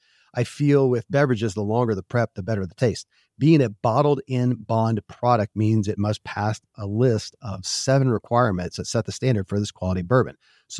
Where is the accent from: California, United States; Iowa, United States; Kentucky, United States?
Kentucky, United States; I grew up in Kentucky, where horse racing and bourbon are famous